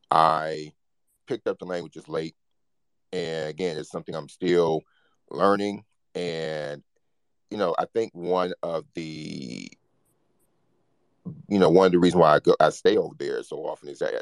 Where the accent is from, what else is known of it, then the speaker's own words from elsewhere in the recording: Detroit, Michigan, United States; moved away as an adult; also born or lived in Kyiv, Ukraine; now in Brooklyn, United States; I grew up in Detroit, Michigan, and was around Black people all my life